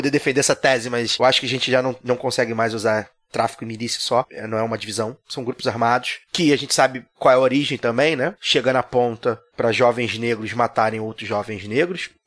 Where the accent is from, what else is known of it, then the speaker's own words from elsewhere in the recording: Rio de Janeiro, Brazil; Eu sou de Maria da Graça, né?